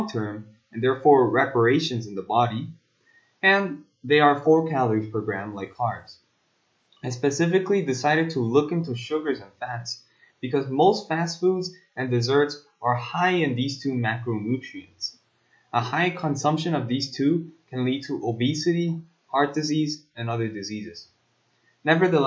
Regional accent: South Korea; I am a South Korean student myself

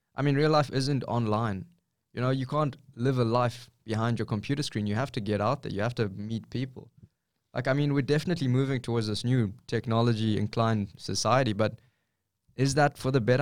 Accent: South Africa; moved away as an adult; now in Australia; I'm from South Africa, like a third world country.

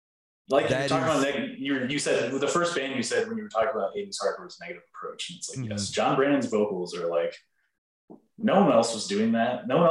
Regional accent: Texas, United States; I'm from Texas

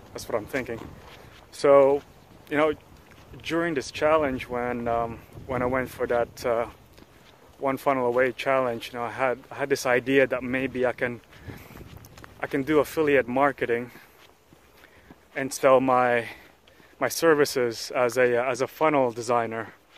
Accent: Sydney, New South Wales, Australia; moved away as an adult; also born or lived in Philippines; now in Namwon, South Korea; my parents were born and raised in the Philippines, but we migrated to Australia. Uh, you know, I arrived in Sydney about 12 years old, and I grew up there

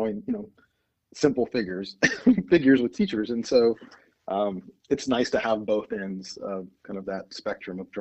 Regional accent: Texas, United States; now in St. Louis, United States; I grew up in Texas

